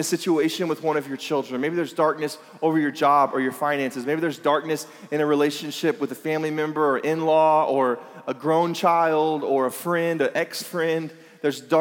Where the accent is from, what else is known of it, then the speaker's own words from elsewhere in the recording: Lake Elsinore, California, United States; we're from Elsinore, and there's nothing else